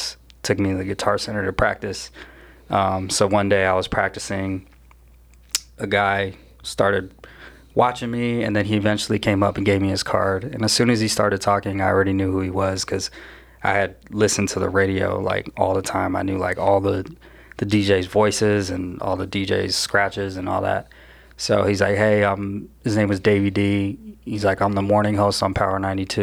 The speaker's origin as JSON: {"language": "English", "town": "Phoenix", "region": "Arizona", "country": "United States", "tie": "born or raised there", "said": "I'm born and raised in Phoenix, Arizona, Tempe in Phoenix."}